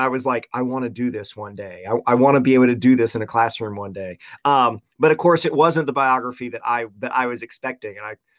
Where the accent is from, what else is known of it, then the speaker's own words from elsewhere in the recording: Jackson, Tennessee, United States; also born or lived in Memphis, Tennessee; I was born in Memphis, Tennessee. Grew up in West Tennessee, just outside of Memphis, in a little town called Jackson.